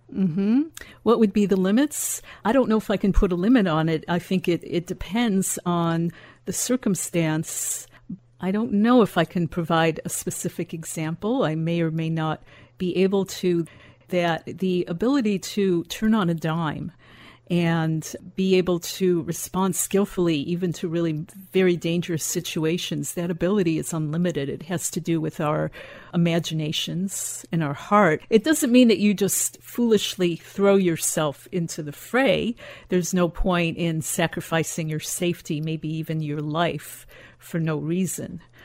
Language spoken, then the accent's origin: English; Chicago, Illinois, United States; I grew up in Chicago